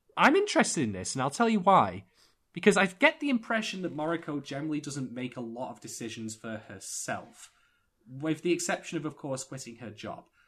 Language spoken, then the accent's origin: English; United Kingdom; I'm a Brit